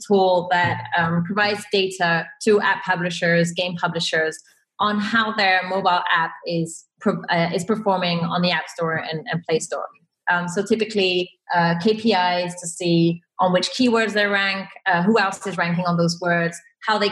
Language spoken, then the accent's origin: English; Belgium; also born or lived in Santiago, Chile; I'm from Belgium. I've lived a couple of years in Chile, in Santiago